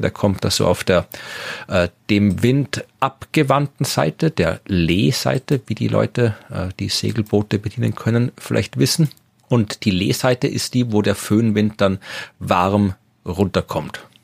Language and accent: German; Wachau, Lower Austria, Austria; in der Gegend, wo ich herkomme, in der Wachau, im Weinbaugebiet